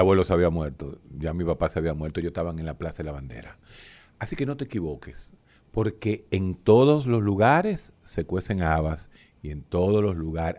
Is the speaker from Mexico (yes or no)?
no; Dominican Republic